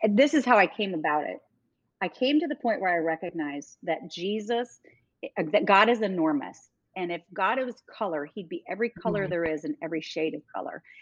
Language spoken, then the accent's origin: English; New York, United States; now in Dallas, United States; because when I came to Dallas from New York, I didn't fit in.